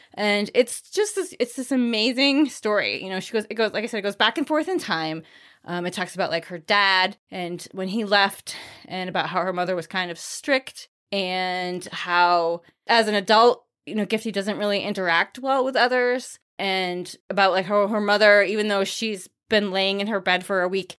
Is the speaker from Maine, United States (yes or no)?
yes; Maine, United States; moved away as an adult; also born or lived in New Hampshire; I grew up in Maine